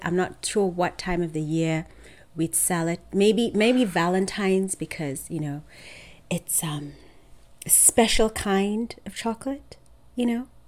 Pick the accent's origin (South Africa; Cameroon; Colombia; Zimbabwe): Zimbabwe; also born or lived in Michigan, United States; I was actually born in Michigan. And okay. I moved to Zimbabwe when I was about three.